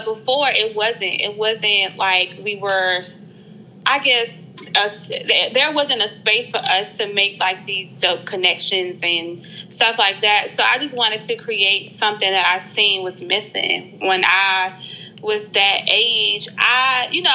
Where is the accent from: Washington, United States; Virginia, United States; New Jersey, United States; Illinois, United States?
Virginia, United States; Petersburg; also born or lived in Raleigh, North Carolina / Charlotte, North Carolina; now in Richmond, United States; I'm originally from Petersburg, Virginia. I currently live in Richmond, Virginia. I went to school in Charlotte, and I grew up a little bit in Raleigh